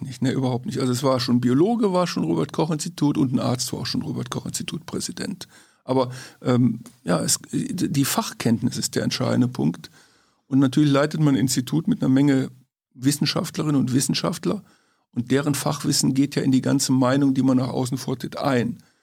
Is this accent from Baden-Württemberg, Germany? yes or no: no; Königswinter, North Rhine-Westphalia, Germany; Aus Königswinter, Oberpleis, das ist im Siebengebirge, Rheinland